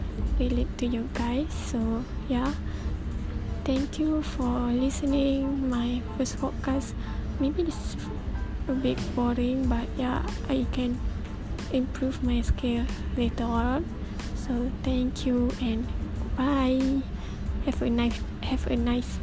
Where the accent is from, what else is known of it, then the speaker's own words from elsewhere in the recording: Kelantan, Malaysia; English is a second language; I am from Kelantan